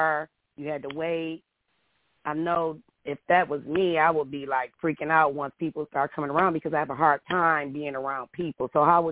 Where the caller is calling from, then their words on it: Columbus, Ohio, United States; I'm calling in from Columbus, Ohio